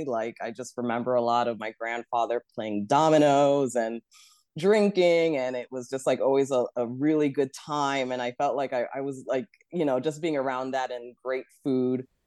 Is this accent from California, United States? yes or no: no; New York, United States; I grew up in Queens, New York, and I'm here now.